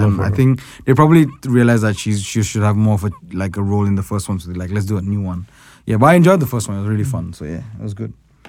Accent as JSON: {"language": "English", "country": "Ghana", "said": "I'm from Ghana."}